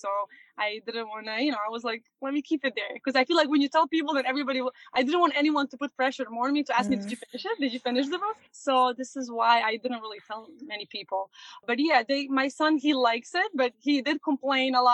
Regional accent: Montenegro; moved away as an adult; now in New York, United States; I was born and raised in Montenegro, and I came here when I was 19 to US. So it's been almost 14 years that I'm here in New York.

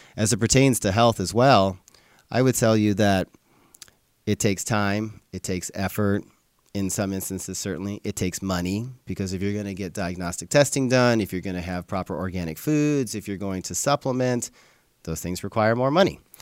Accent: Livingston, Montana, United States; I grew up in Montana, so I would ride my bike all over town in Livingston, Montana

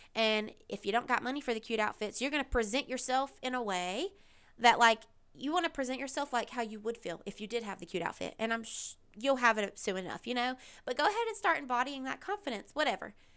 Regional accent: the South, United States; I grew up in the South. I'm still here in the South.

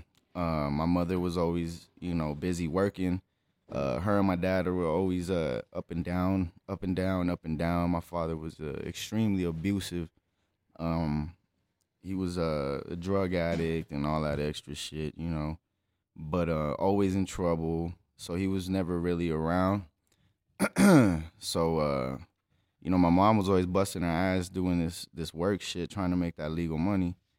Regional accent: El Paso, Texas, United States; I was born here in El Paso, Texas, April seventh, nineteen eighty-seven

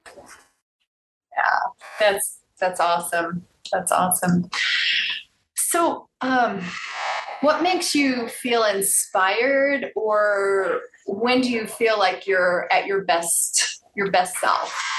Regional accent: Chicago suburbs, Illinois, United States; I was born on the south side of Chicago, but I moved to the suburbs when I was seven.

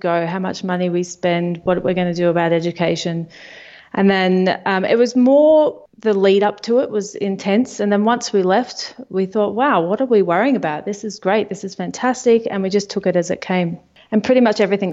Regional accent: Melbourne, Victoria, Australia; moved away as an adult; We're from Melbourne, Australia, my husband and I and two kids

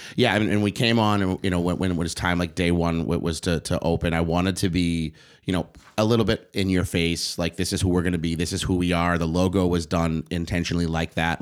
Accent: Boston, Massachusetts, United States; I didn't go to school in East Boston where where I grew up

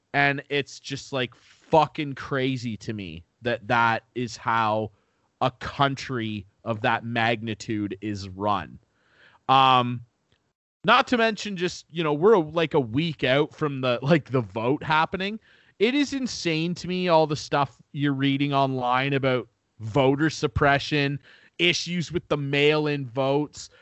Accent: Canada; I love being Canadian.

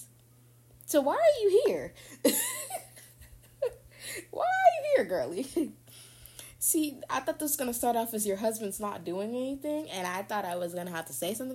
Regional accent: the South, United States; I'm from the South

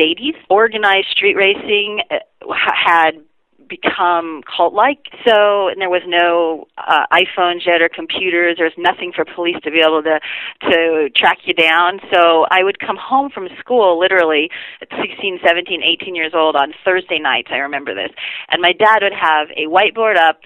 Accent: Renton, Washington, United States; I was born in Renton, Washington, and my father was a hobbyist drag racer

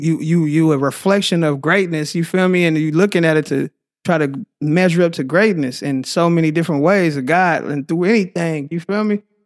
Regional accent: Oakland, California, United States; also born or lived in Tracy, California / San Leandro, California; I'm originally from Oakland

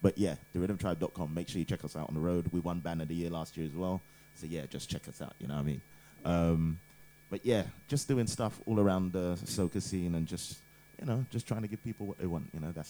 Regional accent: United Kingdom; also born or lived in Ghana; I'm from Ghana, but born here, and yeah, got into soca around I don't know 14 or something like that.

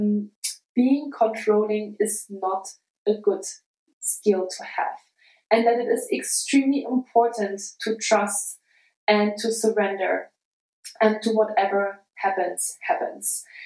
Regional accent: Germany; now in United States; my hometown, a really small town, an hour south of Leipzig

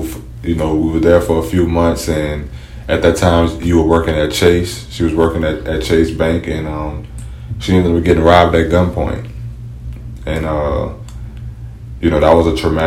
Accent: New Orleans, Louisiana, United States; now in Baton Rouge, United States; I'm originally from New Orleans

